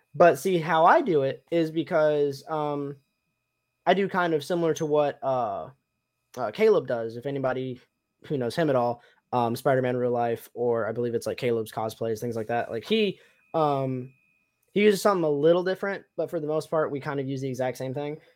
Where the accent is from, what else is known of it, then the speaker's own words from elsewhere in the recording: Tennessee, United States; moved away; also born or lived in Michigan; I grew up in Tennessee and lived in Michigan for a little bit